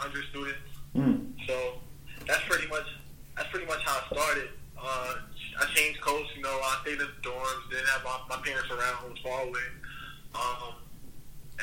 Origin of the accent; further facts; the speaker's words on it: New York City, New York, United States; I grew up playing in Queens, New York.